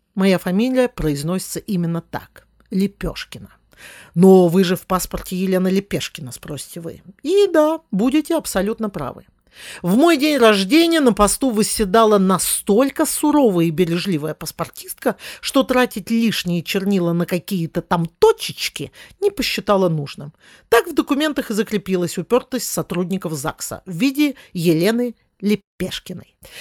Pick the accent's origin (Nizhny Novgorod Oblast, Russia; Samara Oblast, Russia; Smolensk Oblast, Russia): Smolensk Oblast, Russia; Smolensk; мой родной город, в котором я родилась и живу, Смоленск